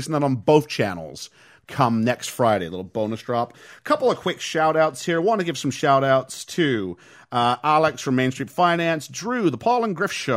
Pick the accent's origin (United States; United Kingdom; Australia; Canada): Canada; moved away; As a Canadian who is very limited French